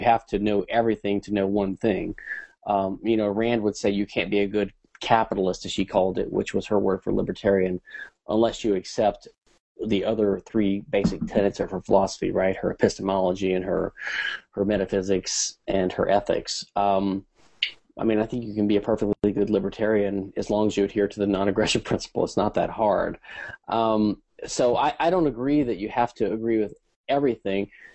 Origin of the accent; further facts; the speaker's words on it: Louisiana, United States; I was raised in Catholic schools and in the 70s in Louisiana